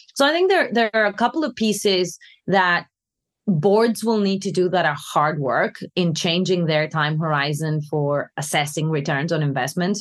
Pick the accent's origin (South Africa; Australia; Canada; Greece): Greece; now in London, United Kingdom; When I was growing up in Greece